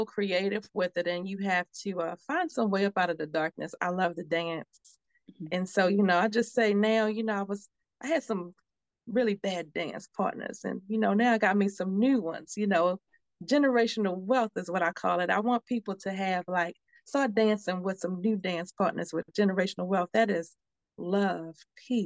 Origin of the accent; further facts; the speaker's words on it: Baltimore, Maryland, United States; moved away as an adult; now in Texas, United States; I'm from Baltimore. And I had moved to Texas with my dad.